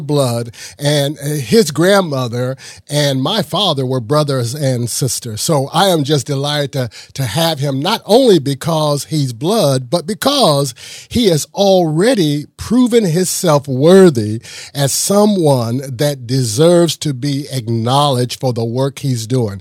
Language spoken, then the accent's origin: English; Midwest, United States; I'm from the Midwest